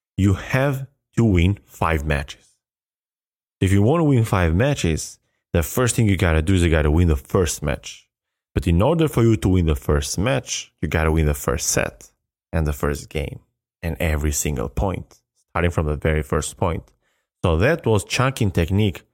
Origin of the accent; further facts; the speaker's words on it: Albania; English is a second language; moved away as an adult; now in United States; my high school in Albania